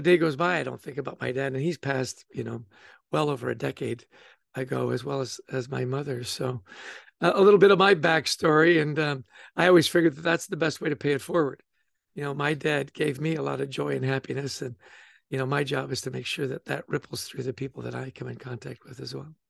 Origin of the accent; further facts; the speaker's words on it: Vancouver, British Columbia, Canada; also born or lived in Edmonton; I grew up in Canada. I was born in Edmonton and grew up in Vancouver.